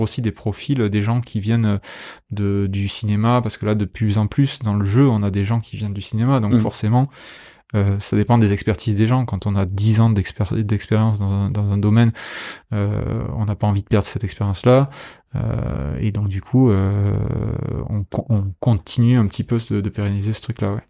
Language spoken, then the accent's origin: French; Béziers, Occitania, France; moved away; also born or lived in Paris / Angoulême; je suis de Béziers à la base